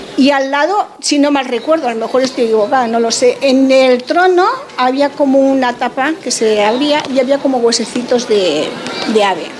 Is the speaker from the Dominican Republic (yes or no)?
no; Manresa, Catalonia, Spain; mis padres son de allí y yo soy nacida en Manresa